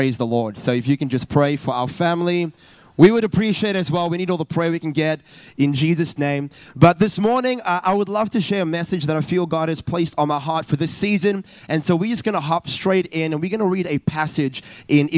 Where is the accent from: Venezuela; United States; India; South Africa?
South Africa; moved away as an adult; now in Perth, Australia; originally I'm from South Africa